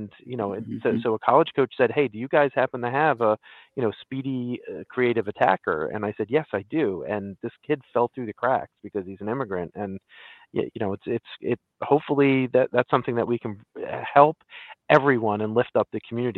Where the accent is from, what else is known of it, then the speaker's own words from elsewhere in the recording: New Jersey, United States; some people don't think that Central Jersey exists, but of course we who live there know that it does because we live there. We're from there.